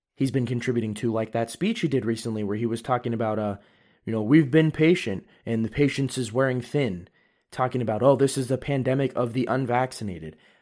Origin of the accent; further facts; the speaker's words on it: California, United States; I'm from California